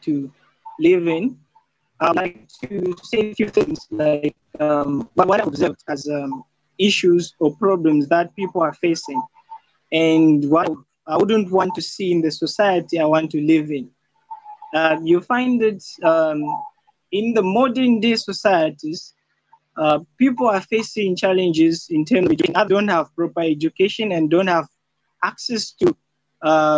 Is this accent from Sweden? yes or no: no; Zambia; I'm from Zambia